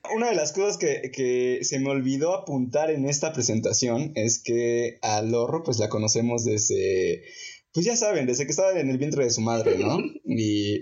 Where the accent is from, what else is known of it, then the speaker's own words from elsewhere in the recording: Mexico; así somos los mexicanos